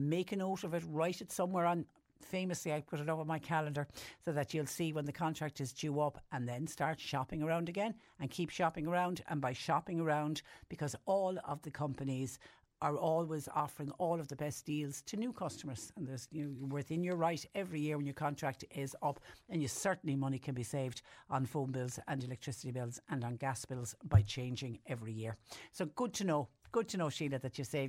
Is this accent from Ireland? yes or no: yes; Ireland